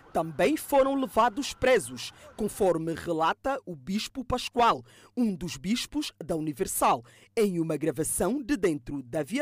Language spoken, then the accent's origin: Portuguese; Angola; Eu, como angolano, falo isso.